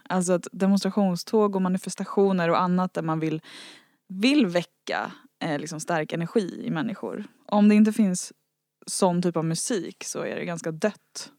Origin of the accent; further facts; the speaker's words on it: Värmdö, Stockholm County, Sweden; ute långt ut på Värmdö där jag växte upp